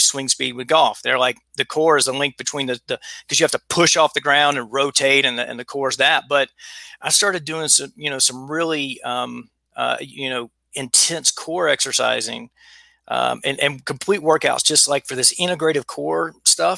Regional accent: South Carolina, United States; I'm from the South. I'm from South Carolina. I grew up eating really, really, really bad

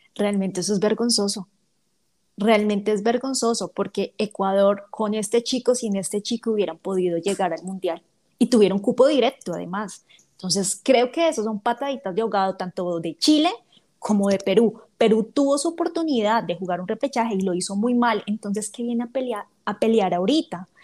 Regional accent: Bogotá, Colombia; accent: rolo; yo no soy paisa, yo soy rola

